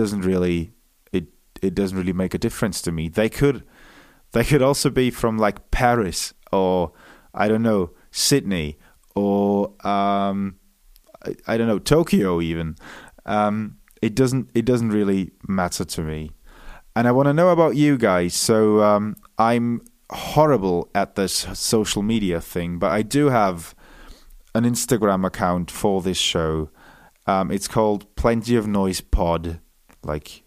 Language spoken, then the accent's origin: English; Munich, Bavaria, Germany; accent: German Welsh; first language German and English; I was born in Munich, Germany. I'm half Welsh. I was raised bilingually, so I speak English with a weird German Welsh accent.